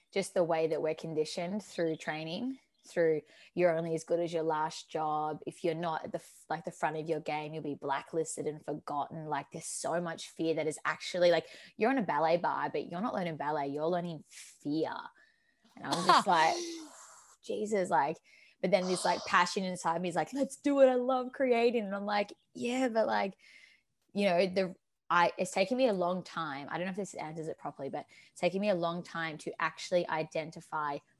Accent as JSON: {"language": "English", "country": "Australia", "also_born_or_lived": "Torquay, Victoria", "said": "I am a human being labelled as Australian, living in Torquay, Victoria"}